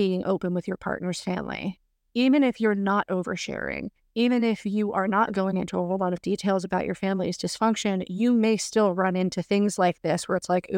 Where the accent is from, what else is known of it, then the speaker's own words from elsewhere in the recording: the Bible Belt, United States; But growing up in the Bible Belt, I kind of figured out at a relatively young age not to talk that much about being Mormon